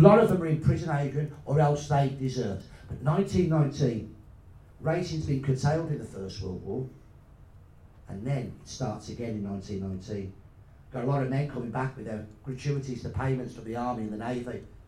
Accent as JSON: {"language": "English", "region": "Midlands", "country": "United Kingdom", "said": "I was going to tell him I'm from the Midlands"}